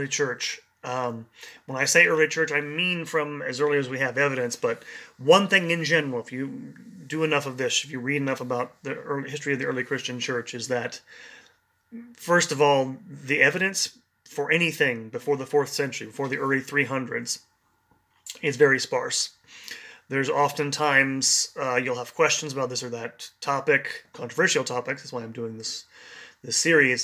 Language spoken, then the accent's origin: English; Kansas City, Missouri, United States; the first lecture I gave in Kansas City, Missouri, where I do these lectures on site for people in the young adult community in my hometown